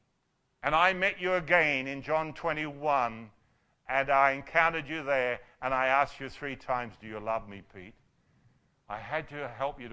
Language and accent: English; Australia; as Aussie men and women